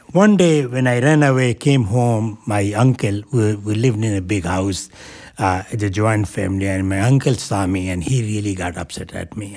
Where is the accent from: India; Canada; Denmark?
India; moved away as an adult; now in New Hampshire, United States; while growing up in India